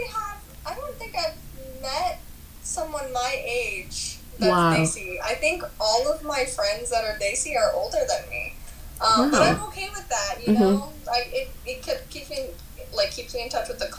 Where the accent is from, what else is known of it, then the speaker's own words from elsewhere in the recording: Pasadena, California, United States; I'm like from Pasadena, from the Pasadena Arcadia area.